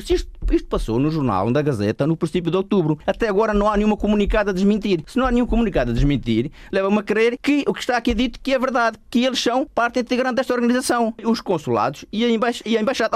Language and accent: Portuguese; Portugal; now in Switzerland; somos portugueses